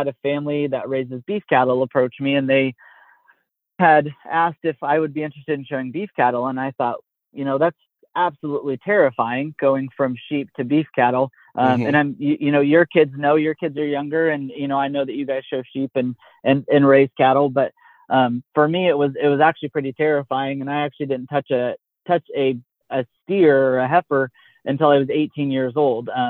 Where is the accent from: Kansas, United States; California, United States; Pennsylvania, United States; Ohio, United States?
Kansas, United States; Pratt; I grew up in South Central Kansas, about an hour from the Oklahoma line, about 4 hours from both sides, Missouri and Colorado, on 54, in a small town called Pratt